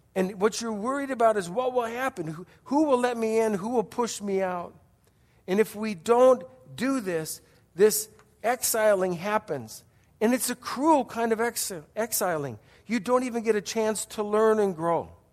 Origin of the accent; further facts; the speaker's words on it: Wisconsin, United States; moved away; I grew up in Wisconsin